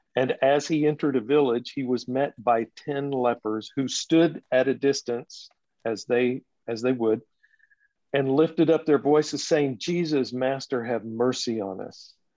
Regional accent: Texas, United States; now in Nashville, United States; I grew up in Texas

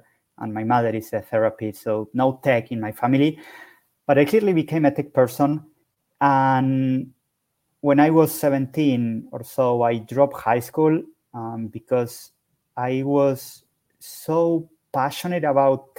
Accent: Buenos Aires, Argentina; I am from Buenos Aires, Argentina

